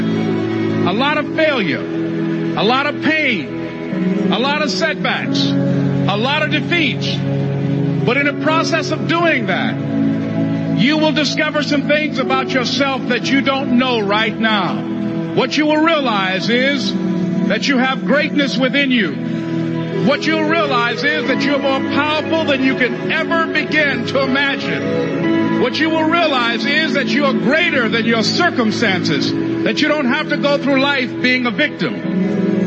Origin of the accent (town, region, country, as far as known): Miami, Florida, United States; born or raised there